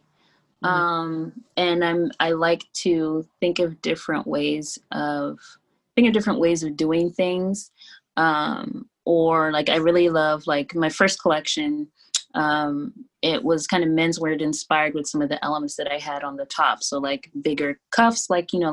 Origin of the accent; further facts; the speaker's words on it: Columbus, Ohio, United States; moved away as an adult; also born or lived in Florida; now in New York, United States; I grew up in Columbus, Ohio. So I was there through college